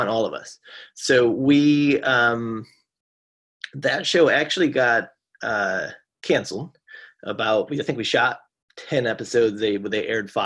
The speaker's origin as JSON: {"language": "English", "region": "Michigan", "country": "United States", "moved": "yes", "lives_now": "Los Angeles, United States", "said": "I'm from Michigan"}